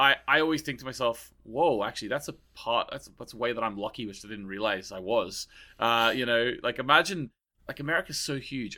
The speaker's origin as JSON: {"language": "English", "country": "Australia", "moved": "yes", "lives_now": "Ireland", "said": "I'm from Australia, so I went to a lot of beaches"}